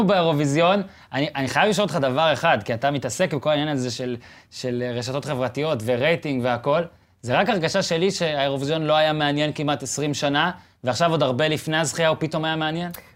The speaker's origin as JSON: {"language": "Hebrew", "country": "Israel", "said": "אני שואל את השאלה הזאת כישראלי"}